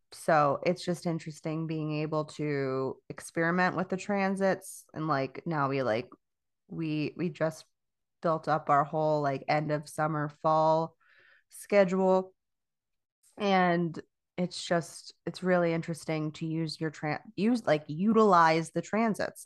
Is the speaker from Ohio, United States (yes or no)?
no; Florida, United States; moved away as an adult; I'm from Florida. I, I, I was born and raised there